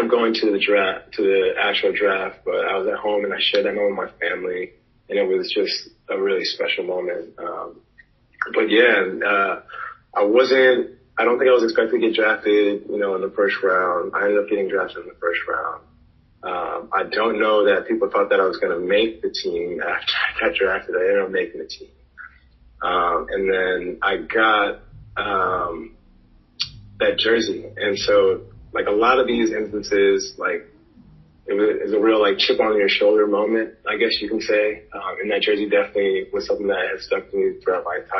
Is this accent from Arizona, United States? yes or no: no; Boston, Massachusetts, United States; now in Charlotte, United States; I'm from Boston. I grew up playing since I was about 8 years old